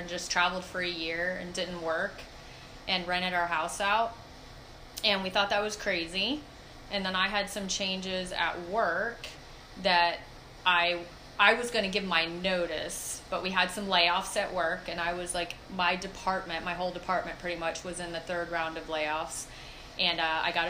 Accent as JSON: {"language": "English", "town": "Fort Myers", "region": "Florida", "country": "United States", "tie": "born or raised there", "also_born_or_lived": "Ohio / Tampa", "said": "I was born in Ohio, raised in Fort Myers"}